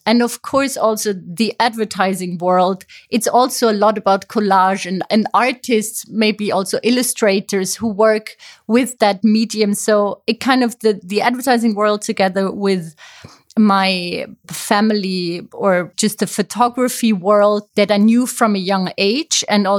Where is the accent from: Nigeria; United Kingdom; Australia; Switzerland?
Switzerland; Zurich; also born or lived in Paris / Amsterdam; now in Berlin, Germany; I studied communication in Paris. I'm actually from Switzerland. I have kind of a nomadic life myself.